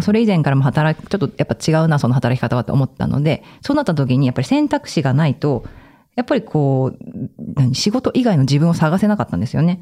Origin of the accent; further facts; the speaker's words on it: Sado, Niigata, Japan; now in Tokyo, Japan; 私の地元、まだ新潟の佐渡